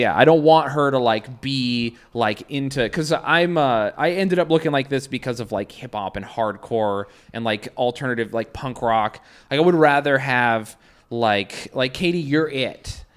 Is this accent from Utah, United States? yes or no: yes; Salt Lake City, Utah, United States; now in New York, United States; I'm from Salt Lake.